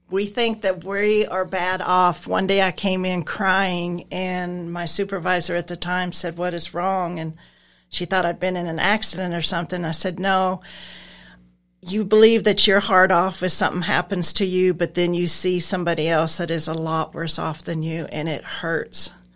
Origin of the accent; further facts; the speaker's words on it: Nebraska, United States; moved away; I'm originally from Nebraska. I moved down here around forty years ago